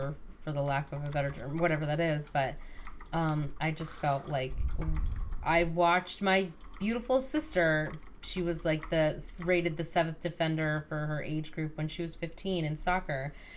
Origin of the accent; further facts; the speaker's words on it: United States; also born or lived in Westbrook, Connecticut; We're American.